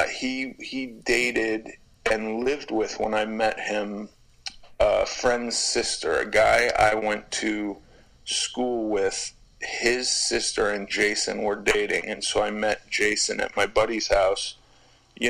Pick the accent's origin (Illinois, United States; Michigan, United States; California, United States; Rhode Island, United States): California, United States; Los Angeles; I grew up in Los Angeles, and there was a presence of skinheads, racist skinheads in Los Angeles when I was a kid